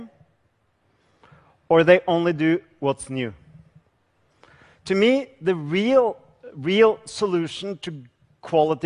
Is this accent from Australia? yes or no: no; Norway; I come from Norway